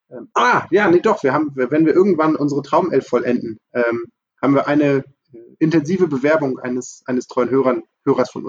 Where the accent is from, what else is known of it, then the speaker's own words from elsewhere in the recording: Hamburg, Germany; hättest als Hamburger hätte ich auch noch die Antwort weder noch gelten lassen.